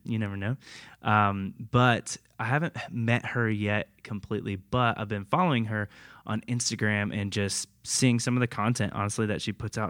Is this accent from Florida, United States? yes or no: yes; Tampa area, Florida, United States; I grew up in Florida my whole life, Tampa area